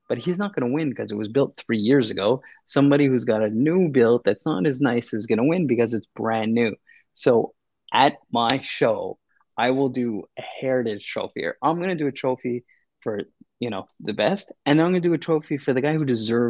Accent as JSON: {"language": "English", "country": "Canada", "said": "I'm a Canadian."}